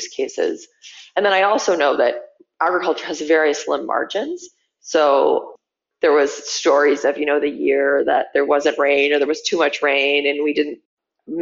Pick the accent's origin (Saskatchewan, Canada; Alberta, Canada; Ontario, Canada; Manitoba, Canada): Manitoba, Canada; growing up in Manitoba, like driving out to my dad's family farm